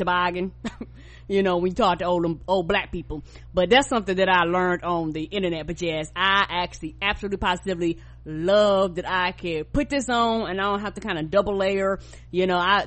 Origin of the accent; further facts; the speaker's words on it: the South, United States; I'm from the South